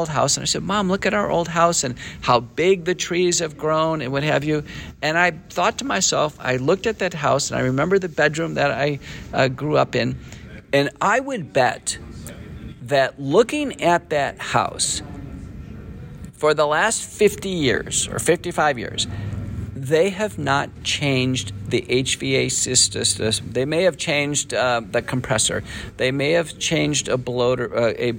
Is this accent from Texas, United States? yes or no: yes; northern Texas, United States; when I was a kid growing up in Texas, I went to a high school in northern Texas